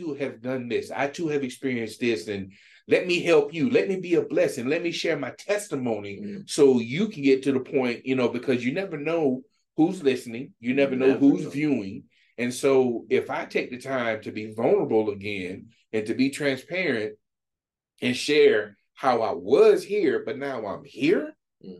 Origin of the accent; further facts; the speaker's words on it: Florida, United States; moved away as an adult; now in Michigan, United States; I'm from Florida